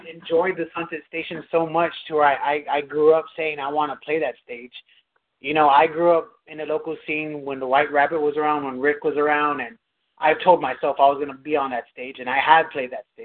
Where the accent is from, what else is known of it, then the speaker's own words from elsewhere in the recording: San Antonio, Texas, United States; Well, me growing up in San Antonio